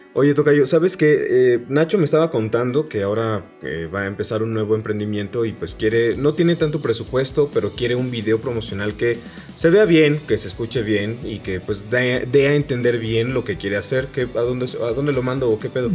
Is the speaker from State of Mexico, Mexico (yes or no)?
no; San Luis Potosí, Mexico; en San Luis Potosí, de donde yo soy